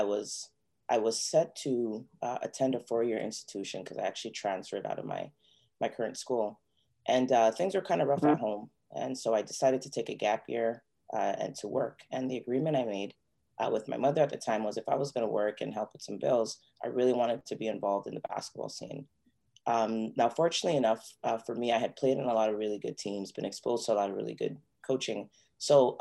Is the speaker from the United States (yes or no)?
no; Toronto, Ontario, Canada; I was born and raised in Toronto. I am of Ghanaian descent